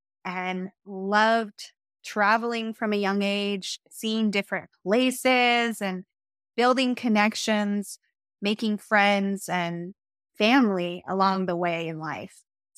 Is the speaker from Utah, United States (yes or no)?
no; Tuba City, Arizona, United States; also born or lived in Washington, D.C.; And I was born in Tonines Dizé, which means Tuba City, in Navajo Nation. My father worked for Indian Health Service. So I grew up between the Navajo Nation and the Washington, D.C. area.